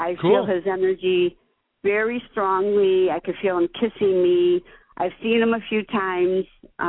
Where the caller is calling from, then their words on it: Chicago, Illinois, United States; Chicago, Illinois.